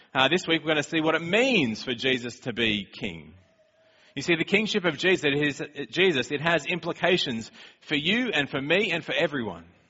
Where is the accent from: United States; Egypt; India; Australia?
Australia; moved away; we're from Australia